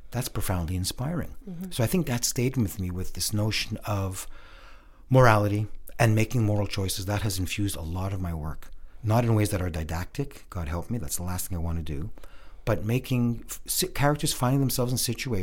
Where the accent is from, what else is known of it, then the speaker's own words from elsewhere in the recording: Montreal, Quebec, Canada; I was born and raised in Montreal